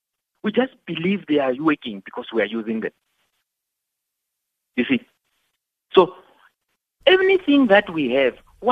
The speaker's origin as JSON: {"language": "English", "area": "Venda", "region": "Limpopo", "country": "South Africa", "tie": "born or raised there", "also_born_or_lived": "Alexandra, Gauteng", "said": "Though I was born in Alexander, I grew up in Venda, Alexander person."}